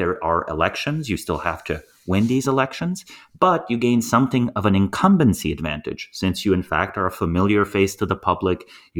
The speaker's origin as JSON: {"language": "English", "country": "Slovenia", "tie": "born or raised there", "said": "I grew up in Slovenia with a population of 2 million people."}